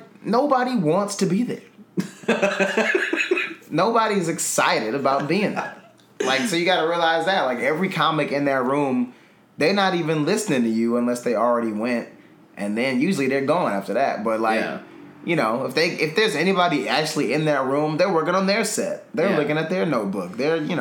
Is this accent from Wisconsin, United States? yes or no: yes; Milwaukee, Wisconsin, United States; my hometown, Milwaukee